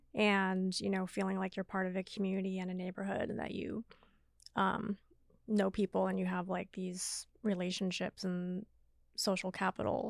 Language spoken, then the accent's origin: English; Seattle, Washington, United States; moved away as an adult; also born or lived in New York; Born and raised in Seattle for the most part